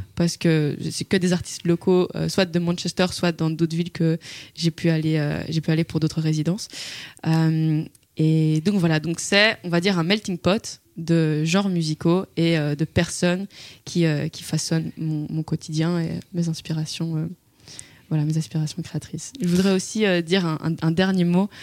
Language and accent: French; Brussels, Brussels-Capital Region, Belgium; Je viens de Bruxelles.